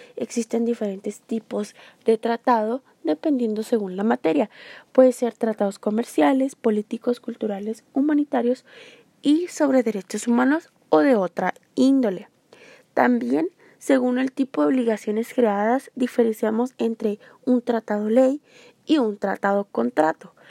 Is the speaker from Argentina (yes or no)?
no; Mexico; nosotros los mexicanos